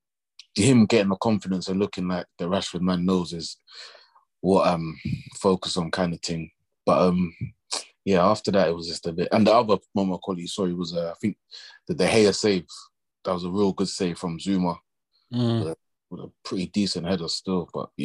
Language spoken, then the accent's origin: English; Kennington, London, United Kingdom; I'm from Kennington, you know?